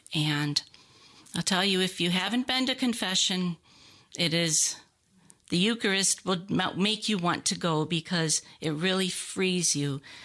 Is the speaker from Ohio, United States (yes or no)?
yes; Ohio, United States; moved away as an adult; now in Lawrenceville, United States; Um, I'm a cradle Catholic, born there and lived there until two thousand seven